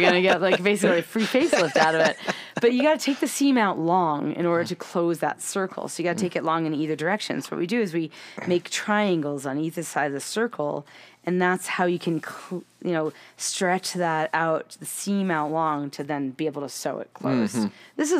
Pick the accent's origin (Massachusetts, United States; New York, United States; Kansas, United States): Massachusetts, United States; Framingham; also born or lived in Boston; now in Utah, United States; I grew up in Framingham.